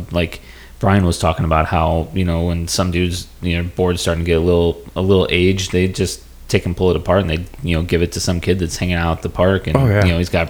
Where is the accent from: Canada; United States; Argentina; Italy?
United States; Gillespie, Illinois; I was from Gillespie.